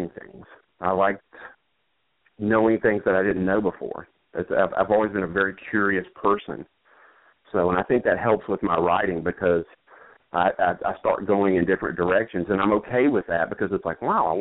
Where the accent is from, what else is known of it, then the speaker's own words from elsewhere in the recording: Macon, Georgia, United States; also born or lived in Asheville, North Carolina; now in Washington, D.C., United States; I was born in Asheville, North Carolina, and we moved to Macon, Georgia when I was pretty young, probably, I guess, five-ish, somewhere right around in there. And I grew up in Macon